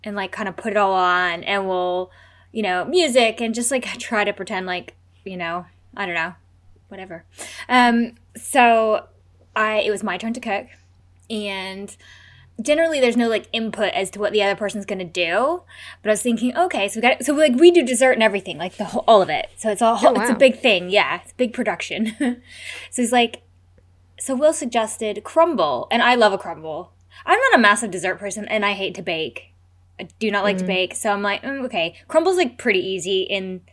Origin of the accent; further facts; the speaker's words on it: United States; I'm American